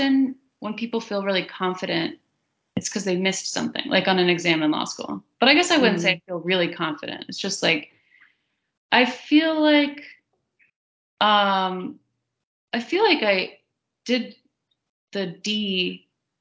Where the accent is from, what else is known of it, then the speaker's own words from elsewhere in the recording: the South, United States; accent: Southern; my Southern accent